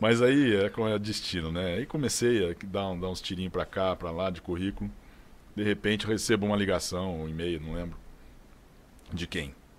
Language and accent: Portuguese; São José do Rio Pardo, São Paulo, Brazil; accent: interior